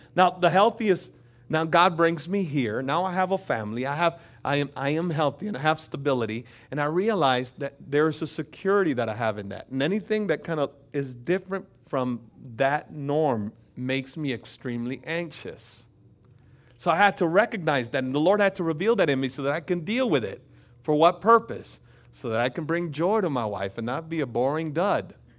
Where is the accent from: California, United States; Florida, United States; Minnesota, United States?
Florida, United States; also born or lived in Dominican Republic; I grew up in Florida.